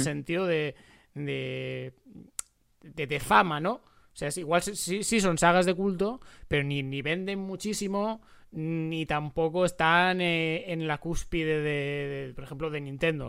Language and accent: Spanish; Spain; como, como españoles